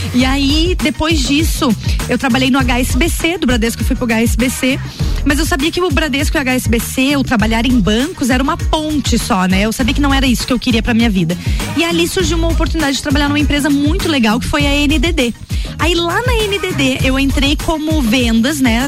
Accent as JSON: {"language": "Portuguese", "town": "Lages", "region": "Santa Catarina", "country": "Brazil", "tie": "born or raised there", "said": "Sou nascida e criada em Lages"}